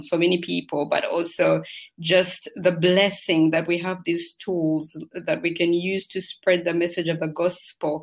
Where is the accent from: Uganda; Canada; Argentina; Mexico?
Uganda; also born or lived in United Kingdom; now in United Arab Emirates; Originally, I'm from Uganda, which is in Africa. That's where I spent the larger part of my childhood